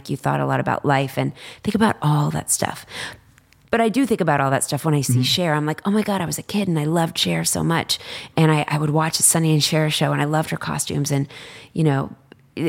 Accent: Dallas, Texas, United States; I'm from Dallas and I was like president of student council

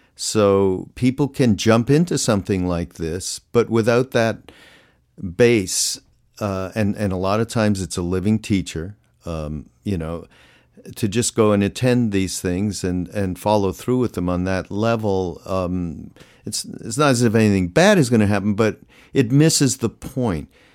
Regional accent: Canada; I'm from Canada

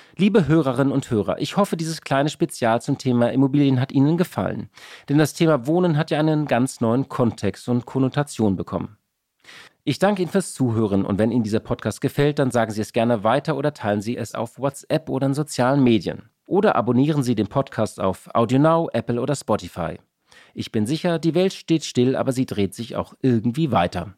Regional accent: Hamburg, Germany; als Hamburger

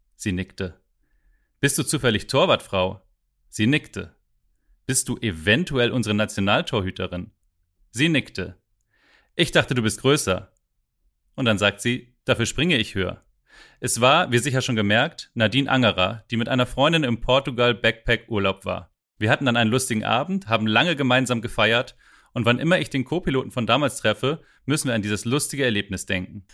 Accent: Lübeck, Schleswig-Holstein, Germany; meiner Heimatstadt Lübeck

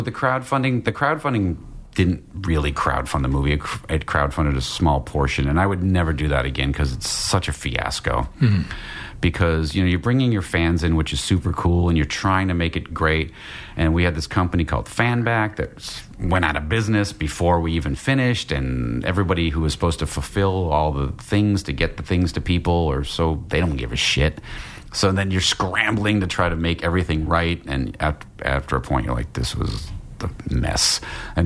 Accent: Massachusetts, United States; I grew up in Massachusetts

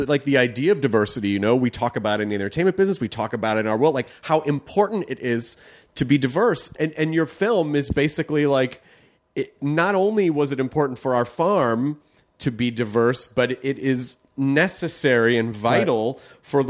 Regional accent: the South, United States; And you know, like I grew up in the South

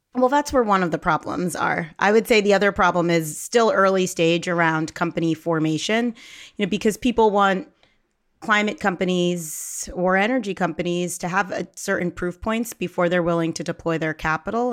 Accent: Philadelphia, Pennsylvania, United States; I grew up in the Philadelphia area, uh, but my family is from Ghana

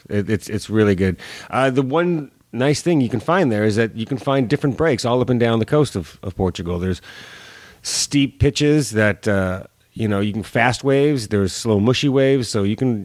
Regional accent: Los Angeles, California, United States; moved away as an adult; also born or lived in San Francisco / Buenos Aires / New York; Born and raised in L.A.

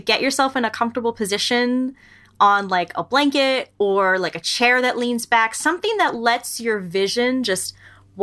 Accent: New York, United States; moved away; I grew up in New York

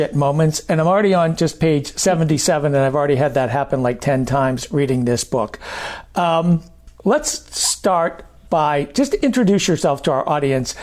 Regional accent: Maine, United States; moved away; I grew up in Maine

